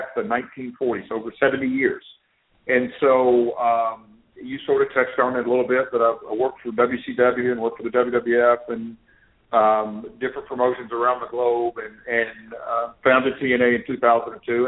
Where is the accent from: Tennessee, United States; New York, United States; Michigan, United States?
Tennessee, United States; Nashville; I grew up here in Nashville